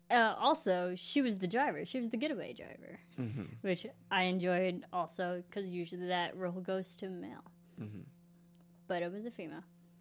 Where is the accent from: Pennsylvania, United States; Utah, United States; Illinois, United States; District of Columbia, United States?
Illinois, United States; I'm from the Midwest, which is like really. I mean, Illinois is really conflicted with accents. We have all different types of accents just in our state alone.